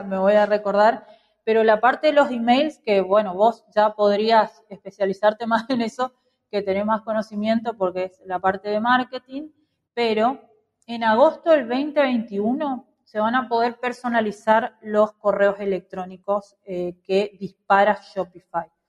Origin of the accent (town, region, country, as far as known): Argentina